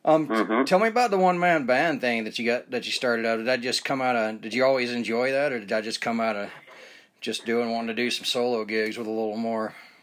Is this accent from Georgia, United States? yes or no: yes; Marietta, Georgia, United States; moved away as an adult; also born or lived in Smyrna, Georgia; now in Utah, United States; I grew up in Marietta.